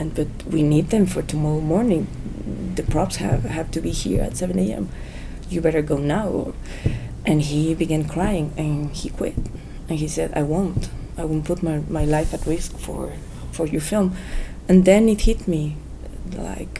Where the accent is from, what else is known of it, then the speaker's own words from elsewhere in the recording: Guanajuato, Mexico; I went to my hometown to shoot the movie because I felt safe in Guanajuato.